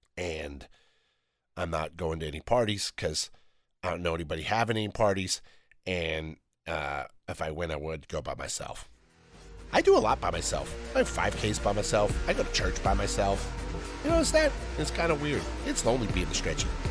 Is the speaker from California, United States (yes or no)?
yes; Downey, California, United States; I'm from Downey